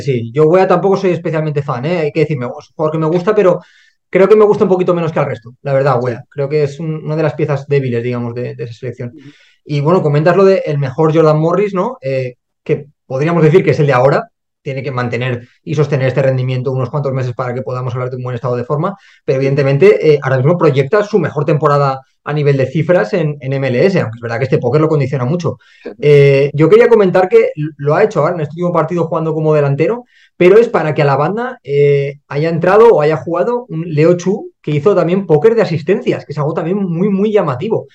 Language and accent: Spanish; Spain; Primero, porque somos españoles